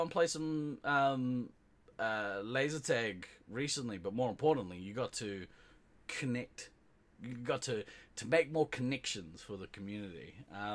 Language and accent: English; New Zealand; Being Kiwi, we are on an island in the South Pacific